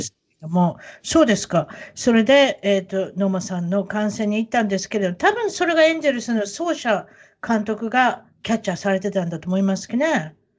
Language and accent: Japanese; Osaka, Japan; 大阪出身